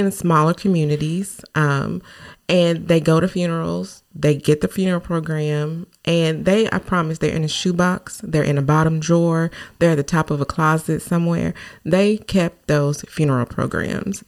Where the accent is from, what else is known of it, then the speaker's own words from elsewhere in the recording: Newport, Arkansas, United States; my hometown in newport